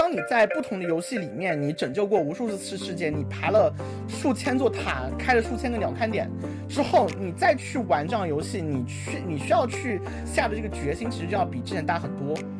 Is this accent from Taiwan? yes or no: no; China; 毕竟我是一个算是边疆，边疆出生人